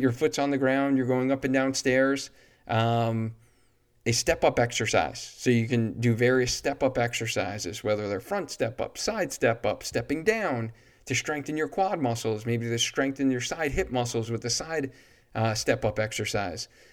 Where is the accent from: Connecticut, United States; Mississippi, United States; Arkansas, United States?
Connecticut, United States; Cheshire; But I live in Cheshire, and this is my hometown